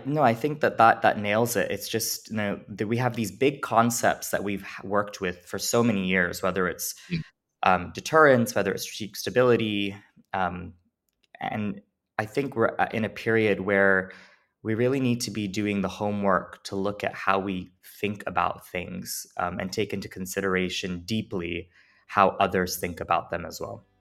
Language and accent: English; United States; also born or lived in New Jersey; I'm a first generation American